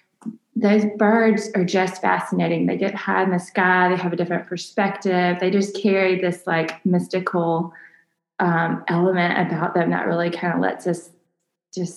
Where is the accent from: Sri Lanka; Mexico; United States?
United States; Mobile, Alabama; Mobile is my home, born and raised here